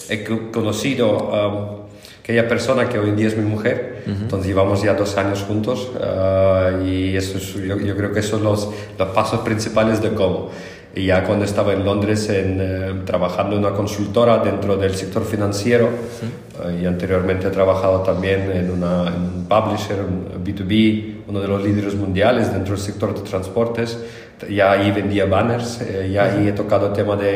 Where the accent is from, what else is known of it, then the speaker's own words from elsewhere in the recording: Germany; Spanish is a second language; soy de nacionalidad alemana. Es también el país donde más años he vivido de mi vida, pero realmente ah, yo soy de padres de, totalmente diferentes culturas